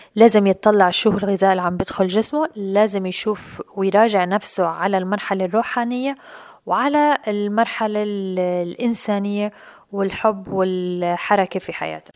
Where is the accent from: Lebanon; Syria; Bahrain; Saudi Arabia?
Syria; Aleppo, Aleppo Governorate; now in Dubai, United Arab Emirates; كنت عايشة في مجتمع في بلدي الأم بسوريا بحلب